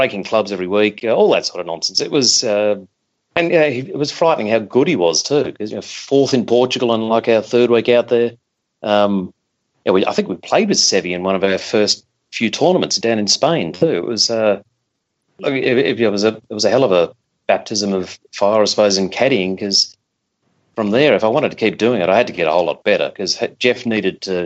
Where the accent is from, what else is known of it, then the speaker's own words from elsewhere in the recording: Melbourne, Victoria, Australia; moved away as an adult; now in London, United Kingdom; I'm from Melbourne. I caddied when I was 11 years old at Royal Melbourne.